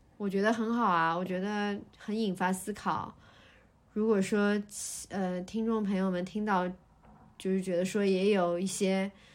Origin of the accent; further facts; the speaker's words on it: Shanghai, China; 我们家以前老，就是我小时候出生的地方，其实就在这一，不远